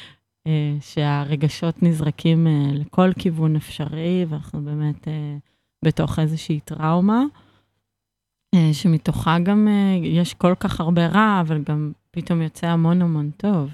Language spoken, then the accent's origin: Hebrew; Israel; כי אני מכאן